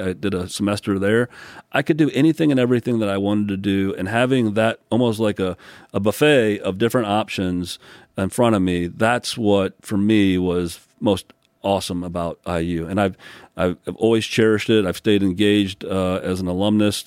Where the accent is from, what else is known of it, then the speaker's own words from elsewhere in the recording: South Bend, Indiana, United States; also born or lived in Newport News, Virginia / upstate New York / Bloomington, Indiana; South Bend, Indiana, which is where I spent most of my growing up years, Mishawaka, South Bend